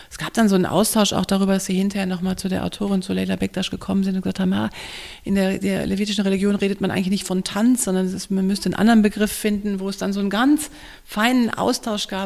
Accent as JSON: {"language": "German", "region": "North Rhine-Westphalia", "country": "Germany", "said": "ich komme auch aus dem Ruhrgebiet"}